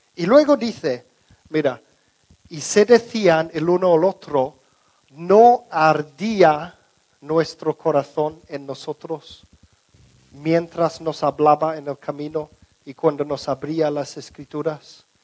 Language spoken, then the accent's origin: Spanish; England, United Kingdom; Spanish is a second language; moved away; la casa donde crecimos en Inglaterra